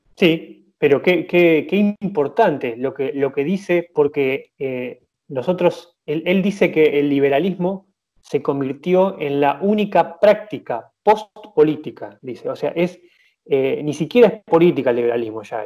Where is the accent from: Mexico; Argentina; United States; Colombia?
Argentina; yo soy argentina